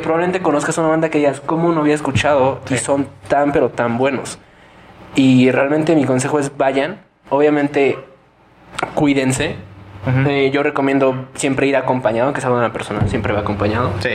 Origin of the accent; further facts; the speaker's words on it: Toluca, State of Mexico, Mexico; somos del Estado de México